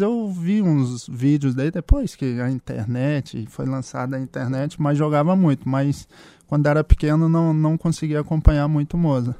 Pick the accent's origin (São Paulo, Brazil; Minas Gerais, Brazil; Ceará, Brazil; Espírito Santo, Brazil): Espírito Santo, Brazil; eu sou capixaba, né? Sou natural do Espírito Santo